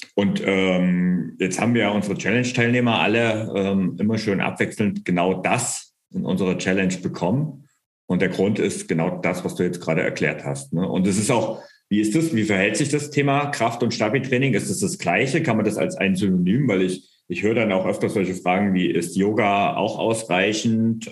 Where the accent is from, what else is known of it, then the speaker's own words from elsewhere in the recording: Bavaria, Germany; bei uns in Bayern